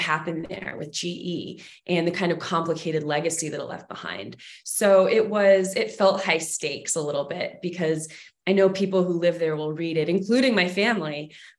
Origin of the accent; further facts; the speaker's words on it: Massachusetts, United States; also born or lived in Texas / Pittsfield, Massachusetts; So I actually grew up in Massachusetts. I was born in Texas, but I moved to Massachusetts when I was in elementary school.